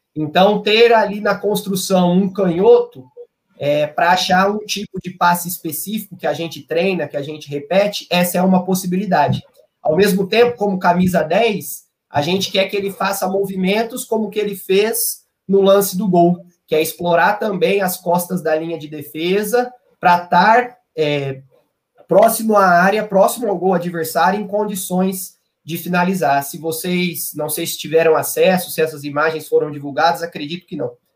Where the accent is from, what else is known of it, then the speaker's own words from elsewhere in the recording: Campinas, São Paulo, Brazil; eu sou de Campinas, eu fiz faculdade de educação física em Campinas mesmo, na Unicamp